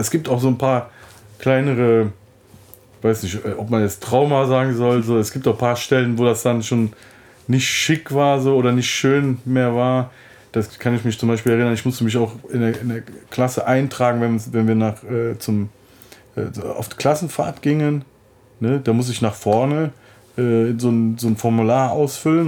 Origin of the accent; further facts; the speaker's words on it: Cologne, North Rhine-Westphalia, Germany; Ich komme aus Köln, bin dort geboren, dann aufgewachsen